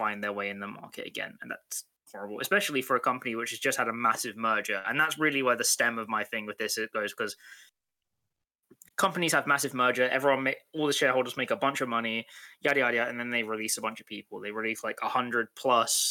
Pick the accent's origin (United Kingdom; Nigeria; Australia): United Kingdom; I'm British